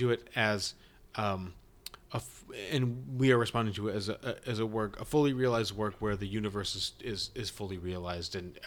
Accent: East Coast, United States; on the East Coast here, you know, where I'm from.

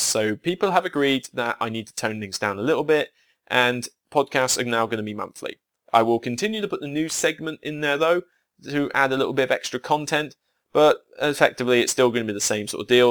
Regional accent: Somerset, South West England, United Kingdom; accent: Somerset; my Somerset accent

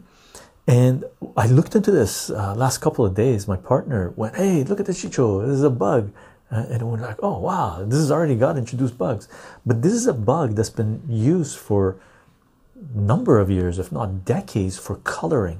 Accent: Canada; As a Canadian

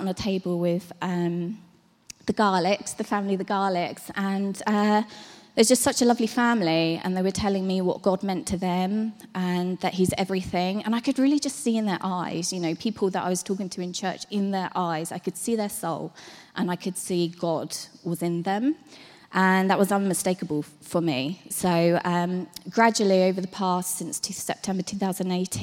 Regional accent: Hastings, South East England, United Kingdom; moved away as an adult; I was brought up in Hastings.

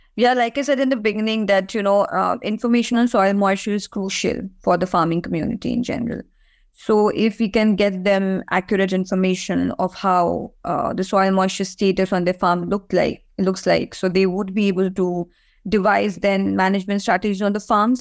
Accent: India; now in Ireland; I come from India, so I, I know a lot more about that region than any other part of the world.

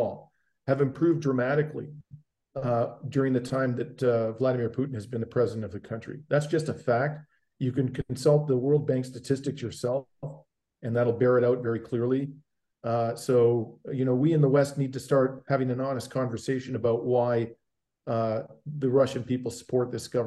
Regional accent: Canada; I'm a Canadian

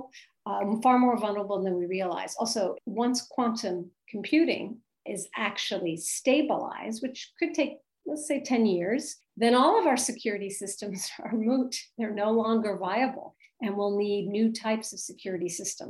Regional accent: United States; now in Paris, France; as an American living abroad

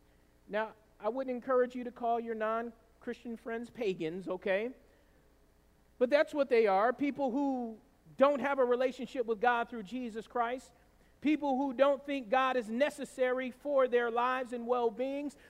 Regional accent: the South, United States; growing up in the South the way I did

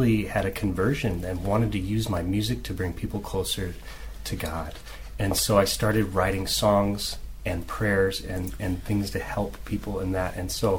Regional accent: Omaha, Nebraska, United States; I grew up in Omaha, Nebraska, and I have always kind of lived in the Nebraska area and have loved Omaha my whole life.

